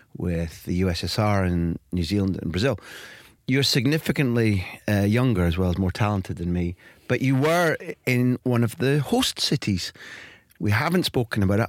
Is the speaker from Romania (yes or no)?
no; Scotland, United Kingdom; accent: Scottish